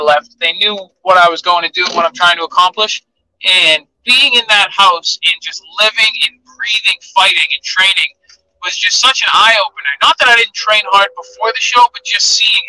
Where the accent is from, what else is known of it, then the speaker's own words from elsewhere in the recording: Massachusetts, United States; a kid from a small town in Massachusetts just outside of Boston